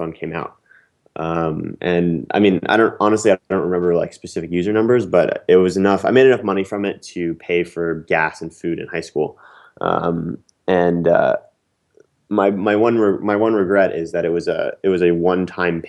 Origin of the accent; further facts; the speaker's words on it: Princeton, New Jersey, United States; moved away as an adult; also born or lived in Philadelphia, Pennsylvania; now in New York City, United States; I grew up in Princeton, New Jersey